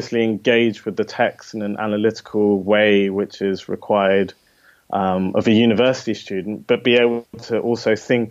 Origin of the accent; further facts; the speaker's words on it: London, United Kingdom; moved away as an adult; also born or lived in Japan / Oxford; I grew up in London